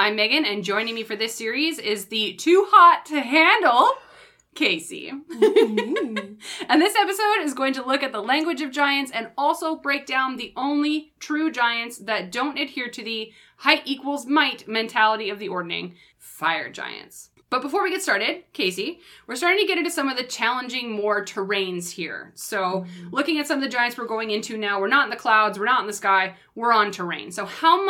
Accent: Canada; accent: Canadian; I know I have a Canadian accent

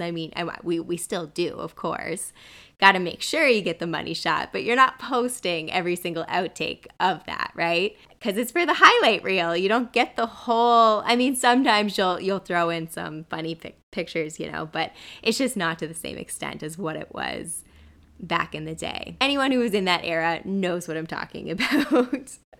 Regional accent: New Brunswick, Canada; now in Vancouver, Canada; my hometown, Mayor Machine, New Brunswick

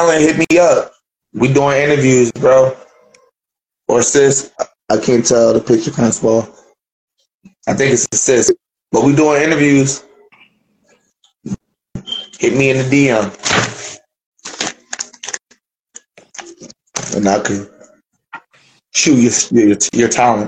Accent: Philadelphia, Pennsylvania, United States; I'm from Philly

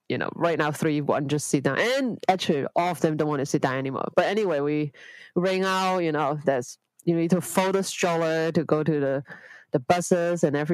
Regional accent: Hong Kong; my husband uh, lived in Hong Kong before. So it's not a strange place for him. And it's my hometown as well.

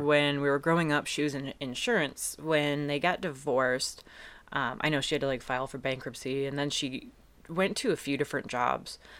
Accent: Eastpointe, Michigan, United States; also born or lived in Detroit; I grew up in East Point

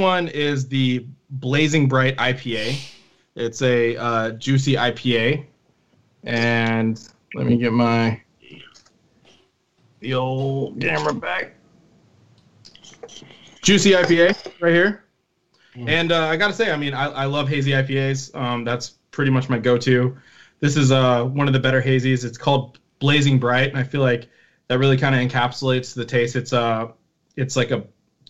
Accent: Seattle, Washington, United States; I was born and raised in Seattle

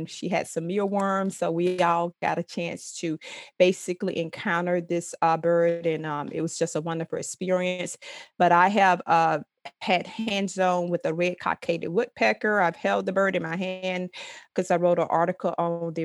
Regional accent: Thomasville, Georgia, United States; growing up in Thomasville, I spent a lot of time in the country

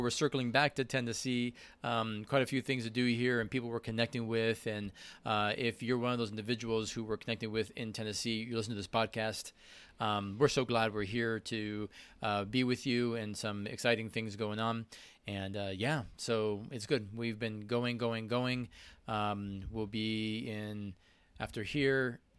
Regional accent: Spain; I am Hispanic from Spain.

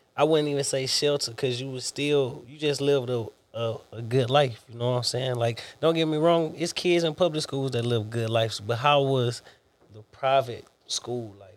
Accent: Selma, United States; moved away as an adult; also born or lived in Beaumont, Texas; I grew up in Selma

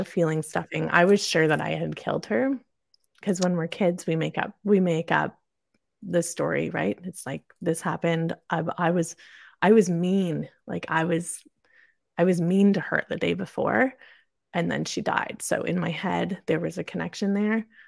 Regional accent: Kingston, Ontario, Canada; also born or lived in Perth, Ontario; I was born and raised in Kingston, Ontario, Canada

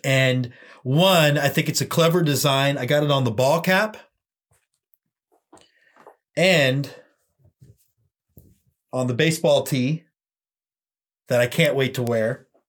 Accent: Texas, United States; And I think that coonskin cap ties enough into my identity as a Texan that it just grabbed me.

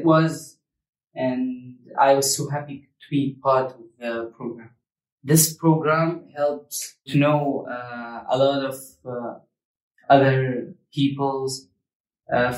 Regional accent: Damascus, Damascus Governorate, Syria; also born or lived in Arbat refugee camp, Sulaymaniyah, Iraq; now in Sulaymaniyah, Iraq; I'm from Damascus, Syria. And I live now in Arbat refugee camp in Soleimani in Iraq.

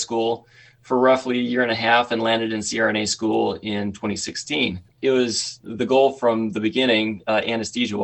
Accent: Southeast Idaho, United States; I grew up in Southeast Idaho.

